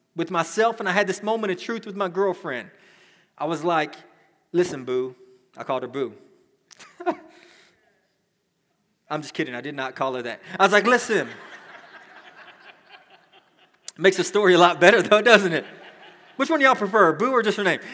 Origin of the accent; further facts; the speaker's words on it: Dallas, Texas, United States; I grew up in Dallas